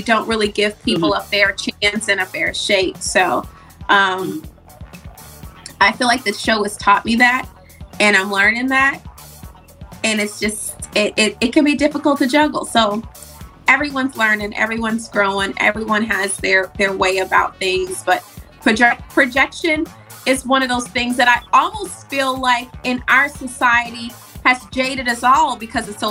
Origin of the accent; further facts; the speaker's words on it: Jonesboro, Arkansas, United States; moved away; I grew up in Jonesboro, which is the 4th largest city in Arkansas